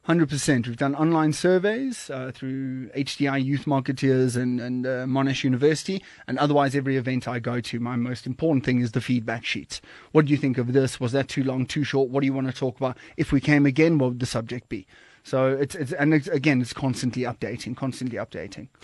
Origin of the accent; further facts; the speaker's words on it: Kommetjie, Western Cape, South Africa; moved away as an adult; also born or lived in Johannesburg, South Africa; now in Cape Town, South Africa; I'm originally from Komkie and, and Nordic area down, down south there